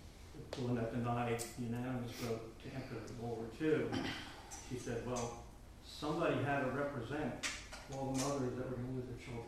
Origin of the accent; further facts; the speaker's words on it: Philadelphia, Pennsylvania, United States; moved away; I'm from Philly